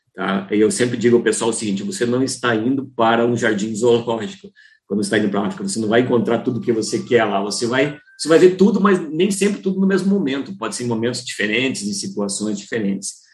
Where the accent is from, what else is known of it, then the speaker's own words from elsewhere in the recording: Curitiba, Paraná, Brazil; eu sou de Curitiba